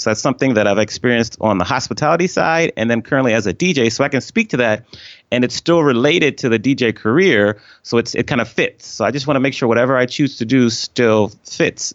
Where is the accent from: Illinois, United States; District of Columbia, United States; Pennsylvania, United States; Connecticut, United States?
District of Columbia, United States; Washington; moved away as an adult; also born or lived in Atlanta; I grew up on the East Coast of the U S in, uh, the Washington D C area